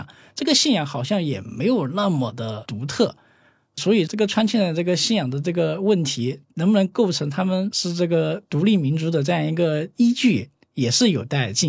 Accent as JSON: {"language": "Chinese", "town": "Mengzi", "region": "Yunnan", "country": "China", "tie": "born or raised there", "also_born_or_lived": "Guizhou", "moved": "as an adult", "said": "我父母是那个生活在贵州，祖籍是贵州，但是我从小是生活在这个云南蒙自。"}